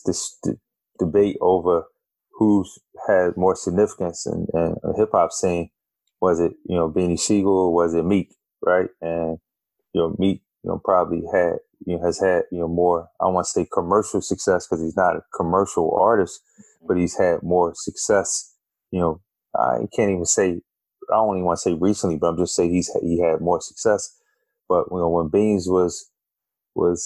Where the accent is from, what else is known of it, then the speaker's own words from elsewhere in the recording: Philadelphia, Pennsylvania, United States; I'm from Philly.